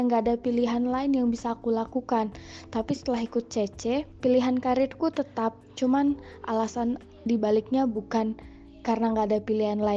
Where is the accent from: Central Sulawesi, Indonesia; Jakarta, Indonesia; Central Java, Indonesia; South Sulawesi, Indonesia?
Central Sulawesi, Indonesia; Palu; pulang ke Indonesia aku mau ngapain bisa ngapain apalagi kan nanti aku pulangnya ke Palu ke asal daerahku